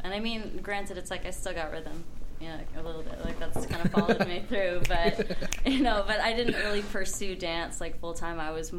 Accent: East Bay, Bay Area, California, United States; I grew up in the Bay Area.

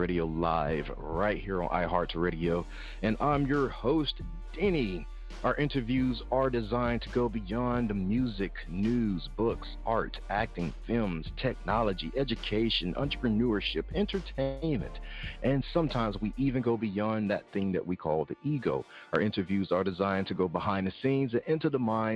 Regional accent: Mississippi, United States; I'm from Mississippi

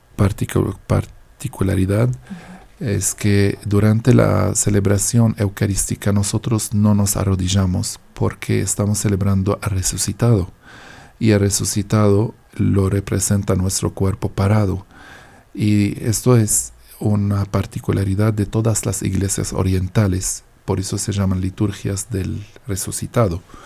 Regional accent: Deir el Qamar, Mount Lebanon, Lebanon; now in Colombia; Yo vengo de un pueblo, se llama Deir el Kamar

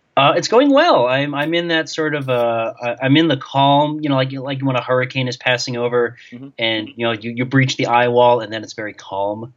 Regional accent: New York, United States; moved away; I grew up in New York

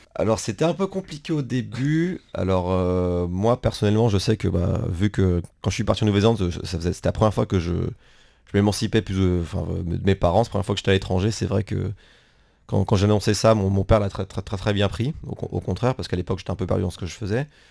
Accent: France; moved away; en tant que Français

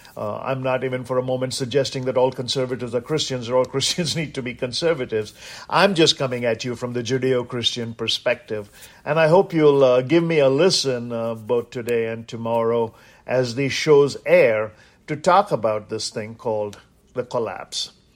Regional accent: India; now in United States; growing up in India

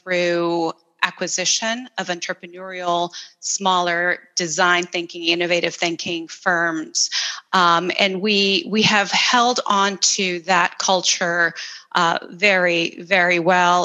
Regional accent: El Salvador; moved away; I'm originally from El Salvador, and I grew up in this tiny little country

